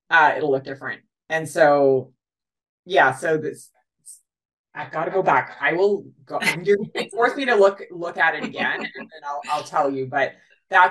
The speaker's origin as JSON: {"language": "English", "country": "Canada", "also_born_or_lived": "United States", "said": "I'm Canadian"}